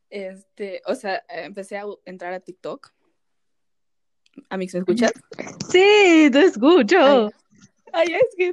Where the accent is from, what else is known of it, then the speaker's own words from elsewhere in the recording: Peru; Y si yo soy blanco es porque tengo familia del extranjero, pero soy peruano.